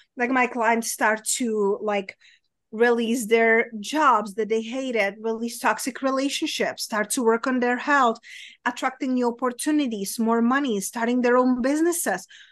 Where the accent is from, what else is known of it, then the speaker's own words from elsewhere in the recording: Czechia; accent: Czech; English is a second language; moved away; my accent, it's weird, but it's from Europe, it's from Czech Republic